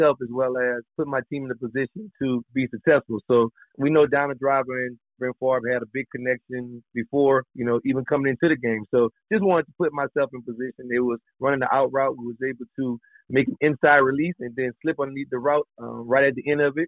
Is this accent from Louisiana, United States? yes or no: yes; Louisiana, United States; I'm a Southern boy, so I'm from Louisiana